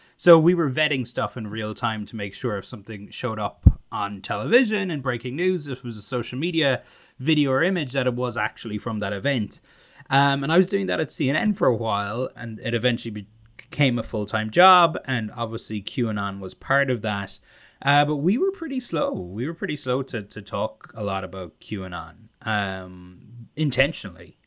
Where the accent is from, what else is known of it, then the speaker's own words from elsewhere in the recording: Ireland; accent: Irish; moved away; my Irish accent